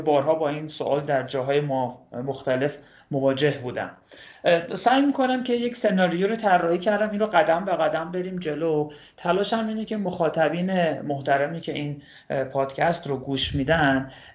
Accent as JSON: {"language": "Persian", "town": "Kashan", "region": "Isfahan", "country": "Iran", "said": "اهل کاشانم"}